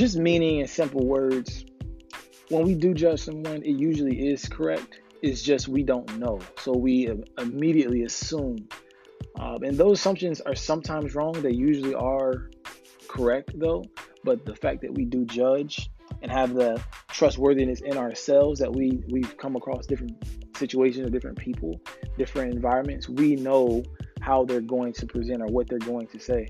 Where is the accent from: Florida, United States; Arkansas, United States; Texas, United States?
Florida, United States; I'm from Florida, actively living in South Florida right now